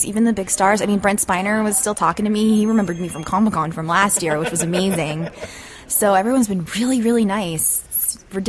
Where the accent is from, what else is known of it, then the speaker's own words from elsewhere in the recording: Davis, California, United States; I'm actually from Northern California, Davis